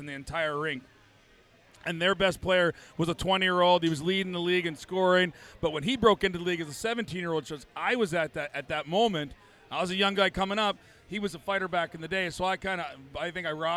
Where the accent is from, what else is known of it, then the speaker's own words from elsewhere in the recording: Moose Jaw, Saskatchewan, Canada; From originally? Moose Jaw, Saskatchewan.